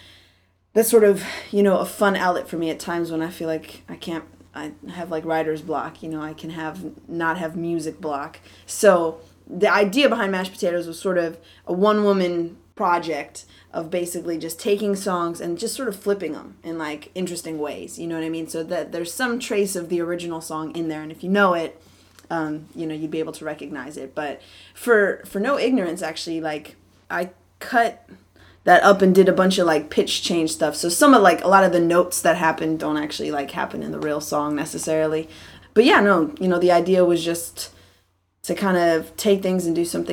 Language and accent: English; Wilmette, Illinois, United States; moved away as an adult; also born or lived in Evanston, Illinois; now in California, United States; I was born in Evanston, Illinois, which is where Northwestern University is, but I grew up in Wilmette, Illinois, which is a town. It's about 30 minutes north of Chicago